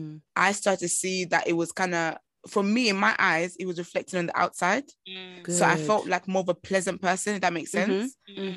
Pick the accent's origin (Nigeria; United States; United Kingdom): Nigeria; I'm Nigerian and I'm African. My body shape, my bones, my skeleton is not built in the same ways.